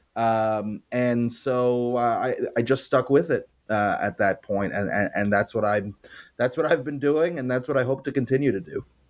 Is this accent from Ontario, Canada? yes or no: no; Montreal, Quebec, Canada; I grew up in Montreal